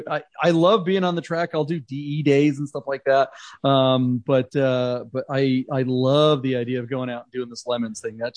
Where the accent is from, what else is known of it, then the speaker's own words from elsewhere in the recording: New Jersey, United States; Well, I was born in New Jersey